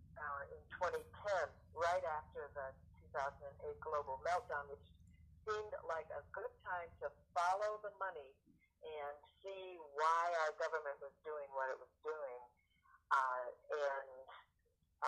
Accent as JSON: {"language": "English", "region": "Michigan", "country": "United States", "tie": "born or raised there", "also_born_or_lived": "Massachusetts", "moved": "as an adult", "lives_now": "Oakland, United States", "said": "I grew up in Michigan and then I lived in Massachusetts for a while and I've been now in California but since 1979"}